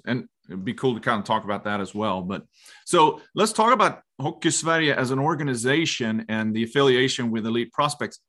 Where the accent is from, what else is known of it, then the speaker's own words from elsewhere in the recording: Leksand, Dalarna County, Sweden; growing up in Leksand